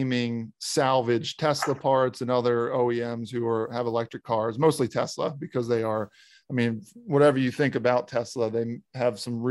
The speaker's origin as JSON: {"language": "English", "region": "Maryland", "country": "United States", "said": "I'm from Maryland"}